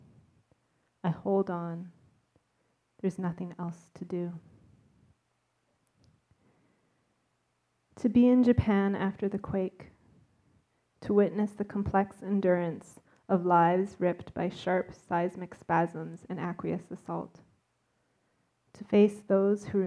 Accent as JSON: {"language": "English", "town": "Vancouver", "region": "British Columbia", "country": "Canada", "said": "I'm from Vancouver"}